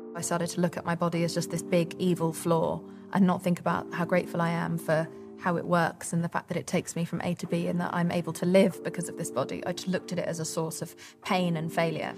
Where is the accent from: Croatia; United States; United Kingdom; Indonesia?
United Kingdom; England; we were brought up in England